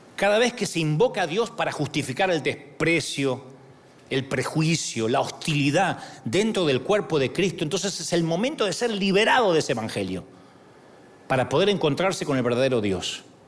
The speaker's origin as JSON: {"language": "Spanish", "country": "Argentina", "moved": "yes", "said": "allá en mi país"}